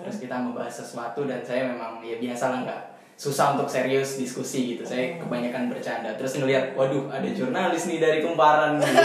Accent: East Java, Indonesia; accent: medok; saya emang dari Jawa sama-sama uh, dari Jawa Timur gitu sama Mbak Aldwin

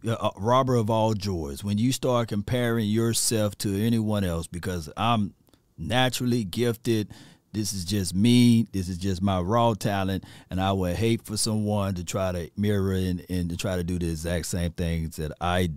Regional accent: Natchez, Mississippi, United States; I'm from Mississippi, Natchez, Mississippi, population of 25,000

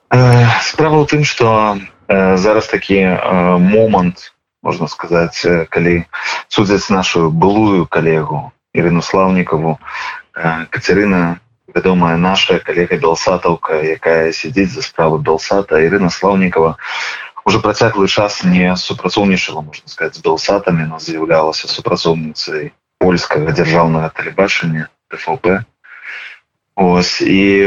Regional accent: Belarus; мы як грамадства як беларусы

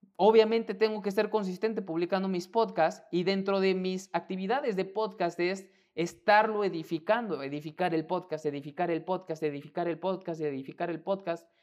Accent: Mexico; mexicano, emprendedor y empresario

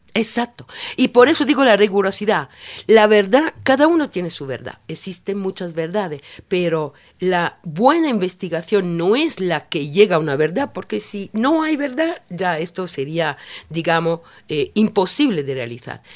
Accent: Italy; now in Ecuador; yo soy italiana

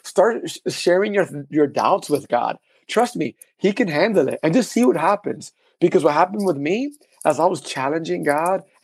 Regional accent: New York City, New York, United States; first language Spanish; English is a second language; moved away as an adult; now in Texas, United States; the way I grew up in the Heights.

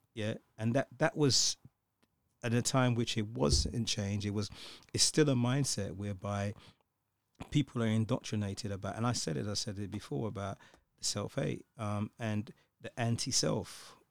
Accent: London, United Kingdom; growing up in, in the U K, growing up in London

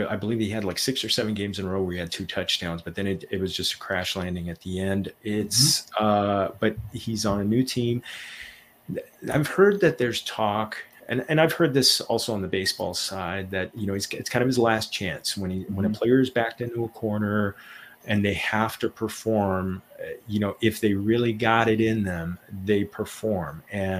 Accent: Los Angeles, California, United States; Well, my hometown Rams won last year, so I'm good for a long, long time when it comes to that.

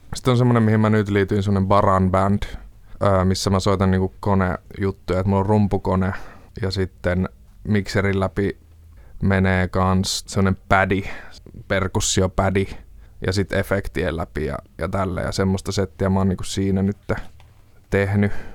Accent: Jyväskylä, Central Finland, Finland; now in Helsinki, Finland; olen kotoisin Jyväskylästä. Alun perin nyt asun Helsingissä

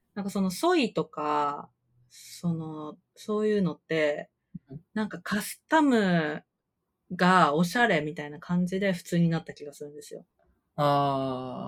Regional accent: Kyoto, Japan

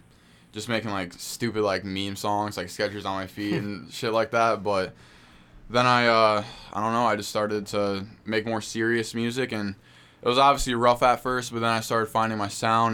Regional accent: Beloit, Wisconsin, United States; also born or lived in Clinton, Wisconsin; Well, I was born in Beloit, which is in the 608, and yeah, I don't know, because I live in such a small town. It's only 2,000 people

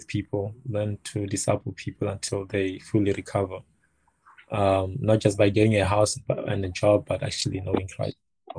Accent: Limpopo, South Africa; now in Cape Town, South Africa; I'm originally from Limpopo.

